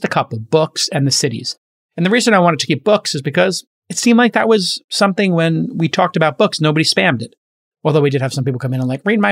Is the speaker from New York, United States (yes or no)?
yes; New York, United States; New York, my hometown.